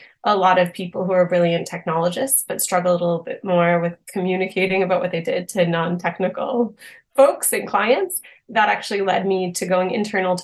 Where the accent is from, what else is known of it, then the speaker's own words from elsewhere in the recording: Boston, Massachusetts, United States; moved away as an adult; also born or lived in Austin, Texas; I'm originally from the Boston area.